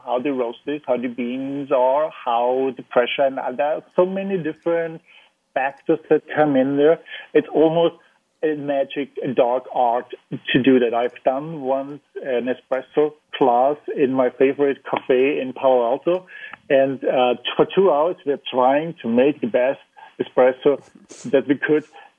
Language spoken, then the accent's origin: English; Vienna, Austria; moved away as an adult; also born or lived in Germany / San Francisco Bay Area, United States; now in Silicon Valley, United States; I am from Vienna. We have a huge coffee tradition